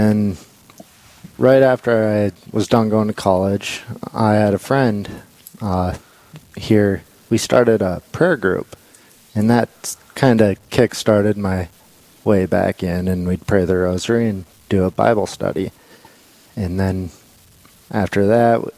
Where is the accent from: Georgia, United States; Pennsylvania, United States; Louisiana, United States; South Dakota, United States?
South Dakota, United States; Belle Fourche; I grew up here in the Black Hills, Belfouche originally